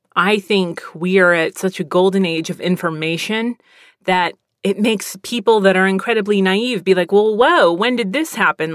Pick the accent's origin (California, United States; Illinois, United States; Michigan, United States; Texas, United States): Texas, United States; also born or lived in Pennsylvania; I'm from Pennsylvania. I've lived in Texas most of my life